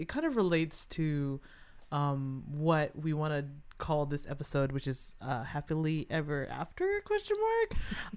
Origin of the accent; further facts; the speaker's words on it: Arcadia, California, United States; I grew up in Arcadia